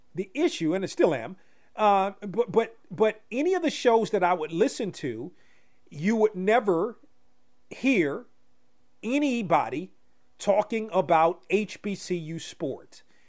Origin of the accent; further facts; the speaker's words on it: Washington, District of Columbia, United States; home in my hometown area